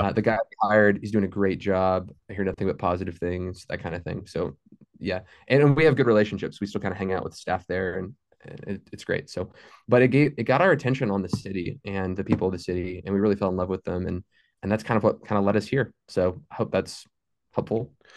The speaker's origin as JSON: {"language": "English", "town": "Fort Worth", "region": "Texas", "country": "United States", "tie": "born or raised there", "also_born_or_lived": "Saint Elmo, Illinois", "moved": "as an adult", "lives_now": "Ada, United States", "said": "I grew up in Fort Worth my entire life"}